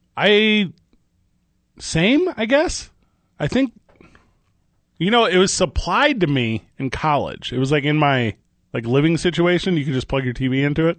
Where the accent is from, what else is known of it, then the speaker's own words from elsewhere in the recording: Midwest, United States; I grew up in the Midwest